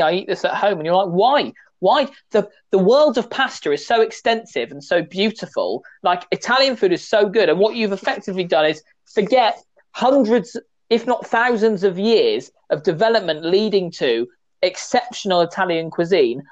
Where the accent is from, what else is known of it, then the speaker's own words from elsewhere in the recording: West Country, South West England, United Kingdom; I'm from the West country.